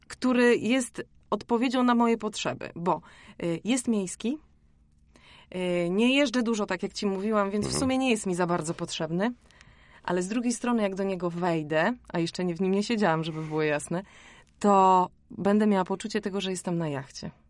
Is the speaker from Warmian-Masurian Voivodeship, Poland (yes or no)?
yes; Warmian-Masurian Voivodeship, Poland; Ja jestem z Mazur, więc ja pływam od dziecka.